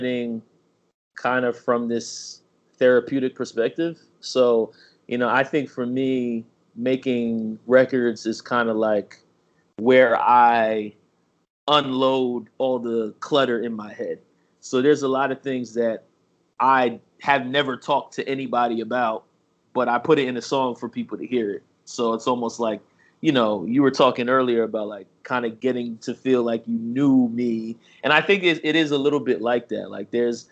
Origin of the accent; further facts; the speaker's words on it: Mount Vernon, New York, United States; moved away as an adult; now in Washington, D.C. area, United States; I'm originally from Mount Vernon, New York